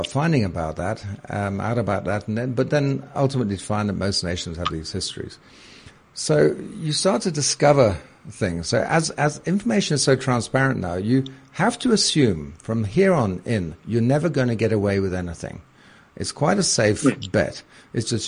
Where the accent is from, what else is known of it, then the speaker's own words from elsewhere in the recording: United Kingdom; moved away as an adult; now in South Africa; as you can tell from my voice, I'm British originally